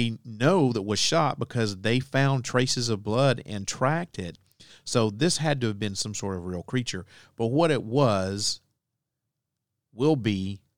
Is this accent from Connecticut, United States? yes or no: no; Alabama, United States; the many, many legends that float around through my home state of Alabama.